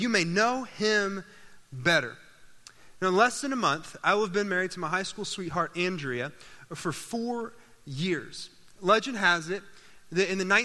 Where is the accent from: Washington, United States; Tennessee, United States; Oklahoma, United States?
Oklahoma, United States; Owasso; When I was growing up, I grew up in Owosso, Oklahoma, which is just northeast of Tulsa